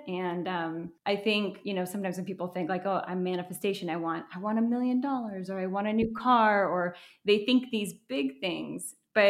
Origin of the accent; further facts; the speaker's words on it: Minnesota, United States; also born or lived in Boca Raton, United States; And so I was born in Florida, in Boca Raton. I'm Colombian. My whole paternal side of my family lives in Colombia. But my parents got a divorce when I was 18 months old. And so my mom moved back to live with her sister in Minnesota.